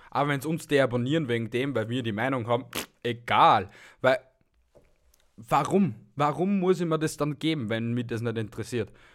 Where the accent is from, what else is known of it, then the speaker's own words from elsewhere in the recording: Austria; bei uns in Österreich